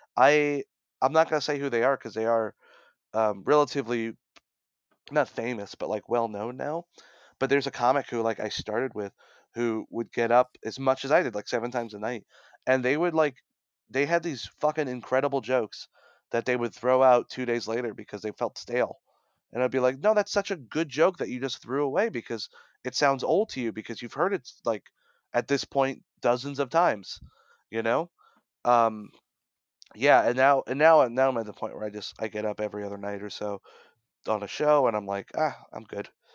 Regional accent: Brooklyn, New York, United States; I'm from Brooklyn

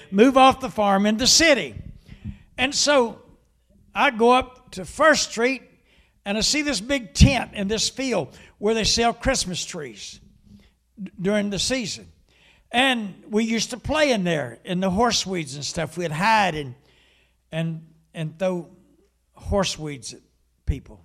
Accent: Huntington, West Virginia, United States; I was about fifteen, maybe sixteen years old, and I came home, and I lived in the city of Huntington

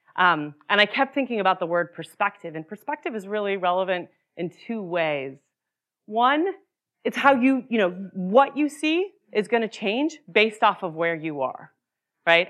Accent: Utah, United States; moved away; I grew up in Utah

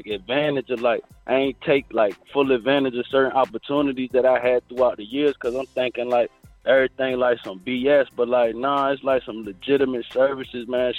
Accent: Virginia Beach, Virginia, United States; grew up in Virginia Beach, Virginia, you know, in the inner city

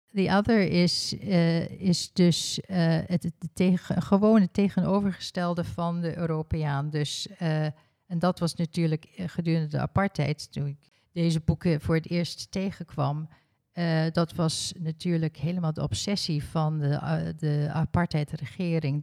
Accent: South Africa; Ik ben in Zuid-Afrika geboren

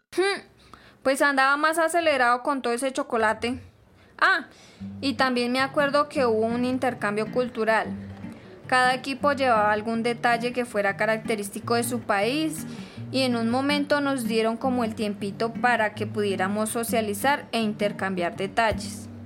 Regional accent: Caquetá, Colombia; Venimos de Colombia, del Caquetá

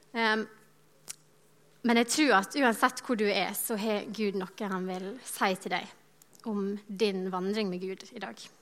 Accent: Godøya, Møre og Romsdal, Norway; now in Bergen, Norway; I sommer så var jeg på Sunnmøre, der jeg er fra. En liten plass heter Godøya

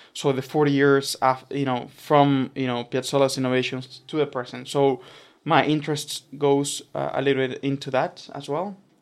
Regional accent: Argentina; moved away as an adult; also born or lived in Boston; now in Montreal, Canada; I'm originally from Argentina, so I grew up listening a lot of, um, you know, classical music

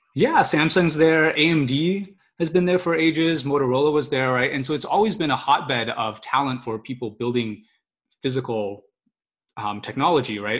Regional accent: Austin, Texas, United States; moved away as an adult; now in California, United States; I grew up in Austin, obviously, and I've maybe as of about you know two or three years ago, I realized that I now spent more time in California than I had in Austin

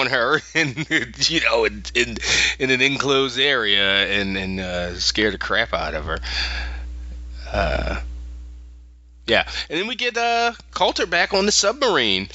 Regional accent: Philadelphia, Pennsylvania, United States; moved away; I'm from Philadelphia originally

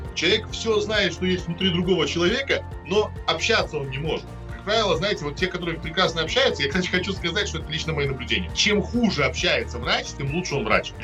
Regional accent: Minsk, Belarus; moved away as an adult; also born or lived in Moscow, Russia; now in Russia; Я вырос в Минск, а Минск очень чистый город.

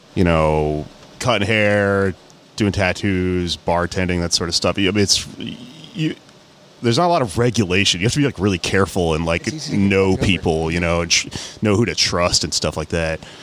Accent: Houston, Texas, United States; growing up in Houston

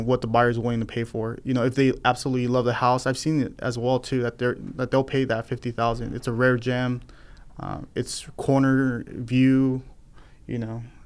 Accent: Fresno, California, United States; also born or lived in San Diego; I grew up here in Fresno

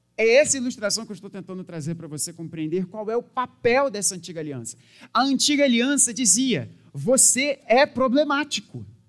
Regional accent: Brazil; a gente sendo brasileiro naquela época

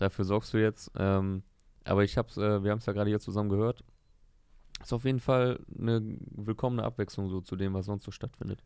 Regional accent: Osnabrück, Lower Saxony, Germany; ich komme ja aus Osnabrück, ist ja Niedersachsen

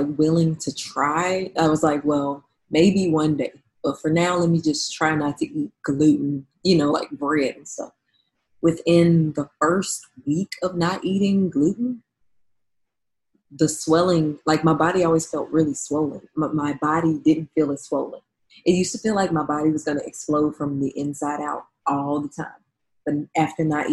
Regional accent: New Orleans, Louisiana, United States; moved away as an adult; now in San Francisco, United States; I'm from New Orleans

